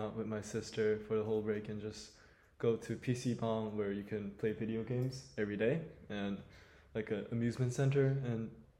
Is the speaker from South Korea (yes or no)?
yes; South Korea; moved away; I'm planning to go to Korea, my hometown, to see my family during the break.